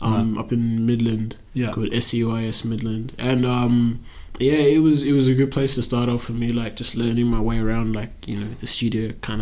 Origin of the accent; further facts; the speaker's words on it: Christchurch, Canterbury, New Zealand; also born or lived in Zimbabwe; now in Perth, Australia; I'm basically just a young rapper based in Perth. I was born in Christchurch, New Zealand, but my family heritage is from Zimbabwe.